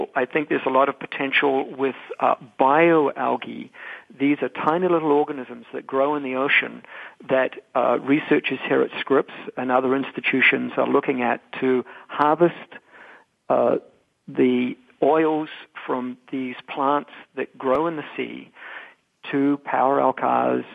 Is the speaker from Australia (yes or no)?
no; New Zealand; now in United States; I'm a New Zealander.